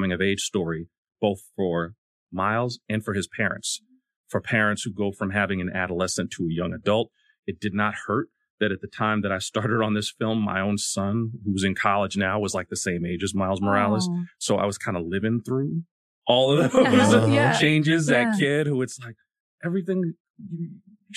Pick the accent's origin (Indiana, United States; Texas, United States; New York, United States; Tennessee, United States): New York, United States; I'm actually from New York